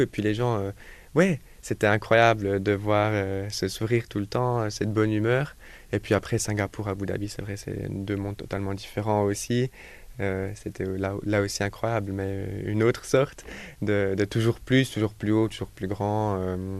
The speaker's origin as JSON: {"language": "French", "region": "Jura", "country": "Switzerland", "said": "je viens du Jura en Suisse"}